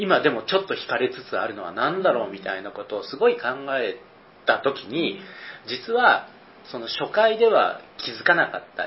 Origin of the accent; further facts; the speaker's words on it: Kyushu, Kagoshima, Japan; moved away as an adult; also born or lived in Osaka / Nagoya; 僕はあの、九州、鹿児島の出身で